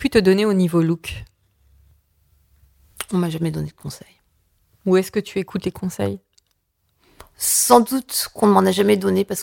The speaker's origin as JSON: {"language": "French", "country": "France", "said": "parce que je suis française"}